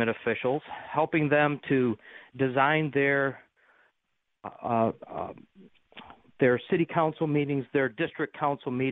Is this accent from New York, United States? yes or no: yes; Amherst, New York, United States; moved away as an adult; also born or lived in Georgia / Iraq / Buffalo; now am back in my hometown of Amherst